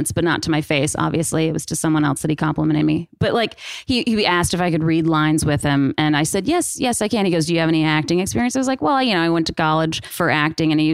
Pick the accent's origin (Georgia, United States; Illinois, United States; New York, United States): Georgia, United States; Atlanta; moved away as an adult; growing up, born and raised in Atlanta